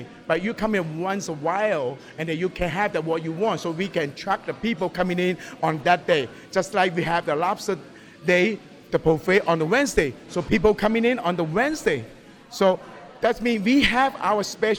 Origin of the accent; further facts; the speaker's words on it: Hong Kong; English is a second language; moved away as an adult; also born or lived in Japan; now in Las Vegas, United States; I'm from Hong Kong. I born in Hong Kong.